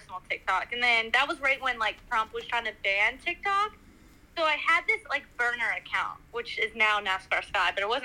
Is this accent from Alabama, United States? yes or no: no; Maryland, United States; moved away as an adult; now in Vermont, United States; I grew up in Maryland. I was there for 21 years and then moved here